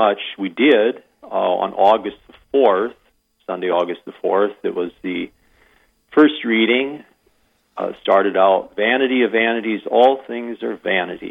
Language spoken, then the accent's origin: English; Iowa, United States; moved away as an adult; also born or lived in South Dakota; now in Wagner, United States; I'm an import from Iowa